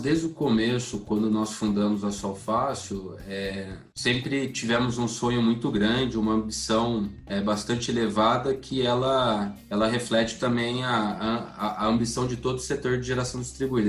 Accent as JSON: {"language": "Portuguese", "town": "Sumaré", "region": "São Paulo", "country": "Brazil", "tie": "born or raised there", "moved": "as an adult", "said": "nasci no interior de São Paulo, sou da cidade de Sumaré"}